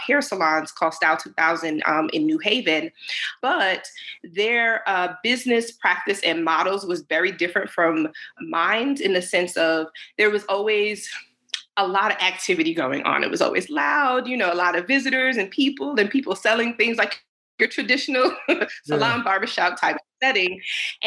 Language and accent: English; Connecticut, United States; moved away as an adult; now in Georgia, United States; I am originally from Connecticut. I've been in Georgia since about